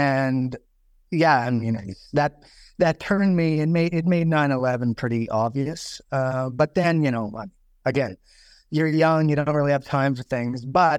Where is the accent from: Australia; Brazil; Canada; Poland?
Canada; Saskatchewan; So I'm …. I'm from Saskatchewan.